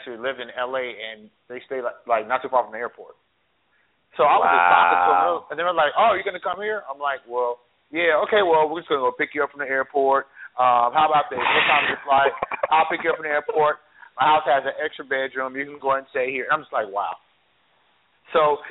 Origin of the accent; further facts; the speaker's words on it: Wichita, Kansas, United States; my hometown, Wichita